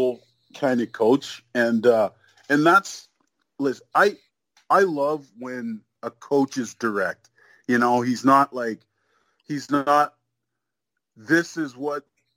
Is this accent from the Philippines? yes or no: no; Canada; also born or lived in Nigeria; I was born in Nigeria. So I came to Canada when I was, you know, a year old.